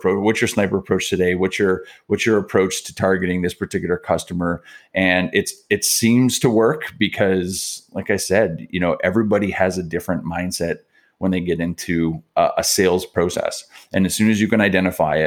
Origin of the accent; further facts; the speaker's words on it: Niagara Falls, Ontario, Canada; also born or lived in Montreal; now in Toronto, Canada; I grew up down in Niagara Falls